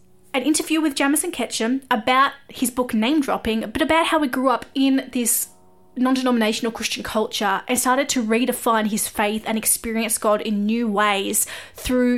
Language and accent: English; Australia; I am an Aussie music journalist